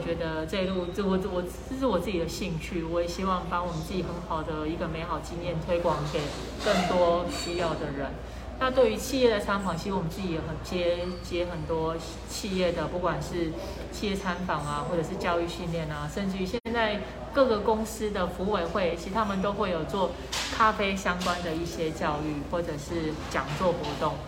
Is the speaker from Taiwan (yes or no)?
yes; Kaohsiung, Taiwan; also born or lived in Yunlin; 我自己本身是高雄人，然后我也是在高雄念书，然后我老公他们其实也是从，从小都是生活在高雄